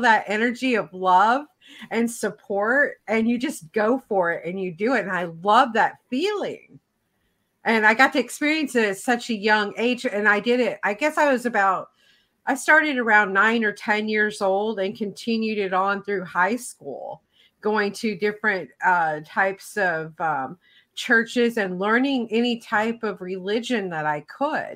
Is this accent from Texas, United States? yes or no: no; Tennessee, United States; I grew up in the South of the United States. And so that's considered the buckle of the Bible Belt area, so to speak, where I in Tennessee